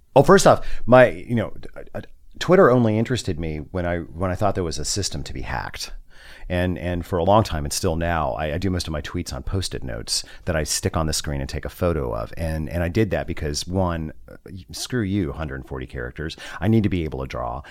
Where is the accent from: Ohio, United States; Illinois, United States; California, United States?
California, United States; Southern; I was born in Southern California